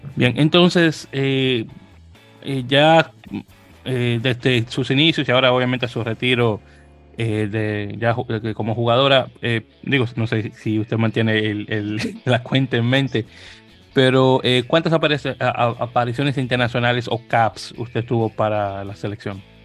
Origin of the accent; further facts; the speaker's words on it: Dominican Republic; caribeño que soy de República Dominicana